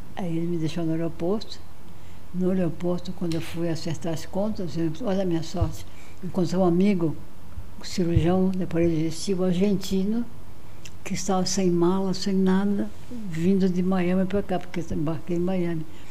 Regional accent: Brazil; also born or lived in Marajó; eu sou do Brasil, eu sou cirurgião

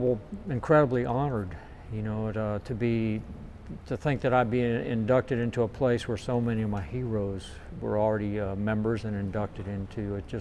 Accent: West Palm Beach, Florida, United States; also born or lived in Columbus, Ohio; I was born in Columbus, Ohio, grew up in West Palm Beach, Florida.

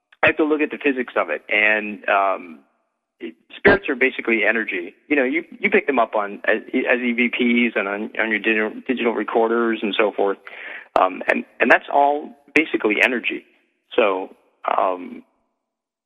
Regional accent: Massachusetts, United States; moved away; also born or lived in New Hampshire; I'm actually coming back to Massachusetts, which is really? My home state

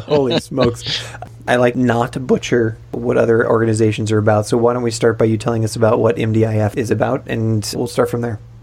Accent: United States; moved away; I'm definitely an American

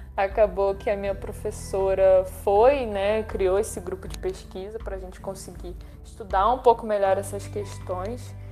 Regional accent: Brazil; Eu não, não sou do Oriente Médio, sou brasileira

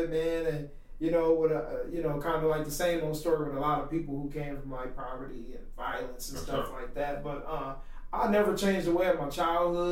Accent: Grand Rapids, Michigan, United States; I'm from Grand Rapids, Michigan. I'm born and raised on the southeast side.

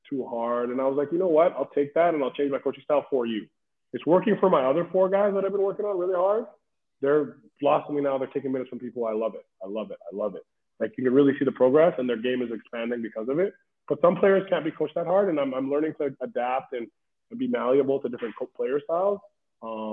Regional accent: Benin City, Edo, Nigeria; now in Vancouver, Canada; I'm from Benin City, Nigeria, you understand? For me to be standing here in Vancouver, British Columbia, as a college basketball coach

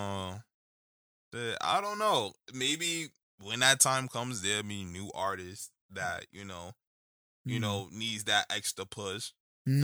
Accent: New York City, New York, United States; I'm from the Bronx.

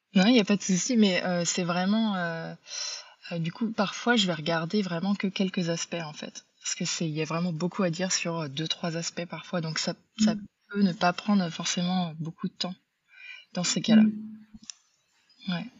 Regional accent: Brittany, France; now in United States; je suis, d'origine bretonne mais j'habite aux États-Unis

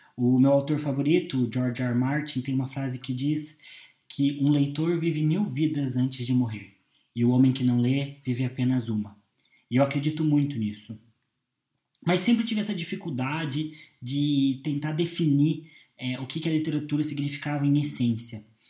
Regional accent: Curitiba, Paraná, Brazil; eu tenho 22 anos, sou de Curitiba

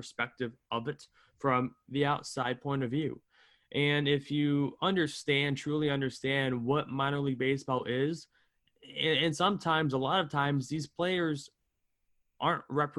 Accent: Albany, New York, United States; also born or lived in North Carolina; I'm from Albany, New York area

